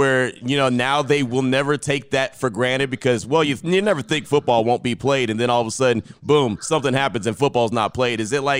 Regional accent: Central Texas, United States; now in Las Vegas, United States; I came from the Central Texas area

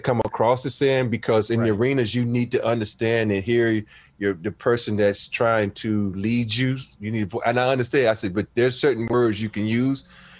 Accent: the South, United States; I'm from the South.

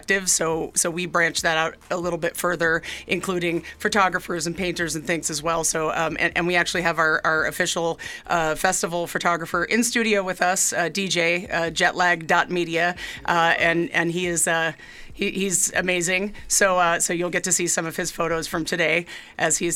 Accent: New York City, New York, United States; moved away as an adult; now in Idaho, United States; And I am also from New York. I grew up in Manhattan

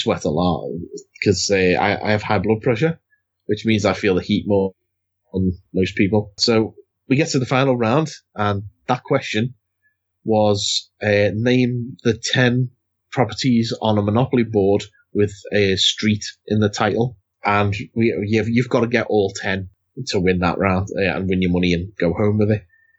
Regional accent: United Kingdom; God, we're so British talking about the weather.

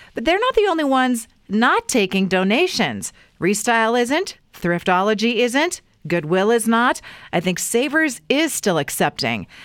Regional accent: Weiser, Idaho, United States; I grew up in Weezer

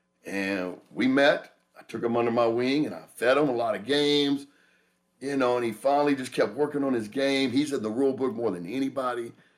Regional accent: Dallas, Texas, United States; now in Las Vegas, United States; I'm a Dallas guy because I was born and raised in Oak Cliff, right?

